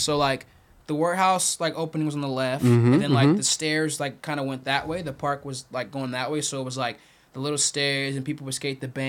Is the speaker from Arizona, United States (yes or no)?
yes; Glendale, Arizona, United States; born there; also born or lived in Macon, Georgia / Tucson / Phoenix; Yeah, so I was born in Glendale, Arizona.